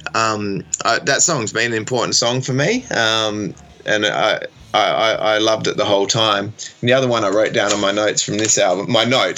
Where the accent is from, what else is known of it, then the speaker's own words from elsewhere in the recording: Australia; also born or lived in Perth, Western Australia; as an Australian